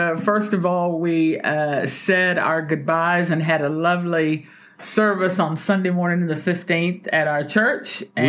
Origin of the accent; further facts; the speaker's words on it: Texas, United States; moved away; packing up bags to head to my home state of the big Texas.